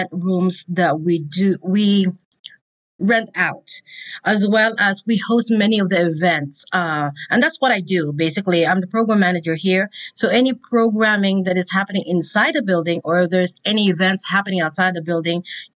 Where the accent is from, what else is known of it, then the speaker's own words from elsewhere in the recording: Philippines; now in Indianapolis, United States; the Philippines, because that's where I'm from